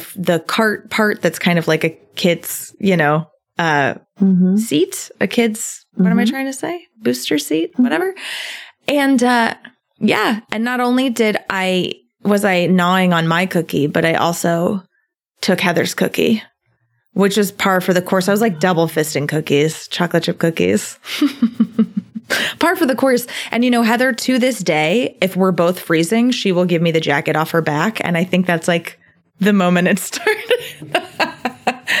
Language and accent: English; Englewood, Florida, United States; moved away; I am from Englewood, Florida. It is a super small town, a small little beach town